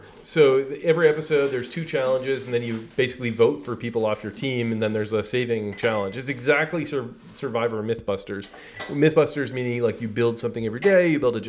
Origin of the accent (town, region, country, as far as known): Ottawa, Ontario, Canada; moved away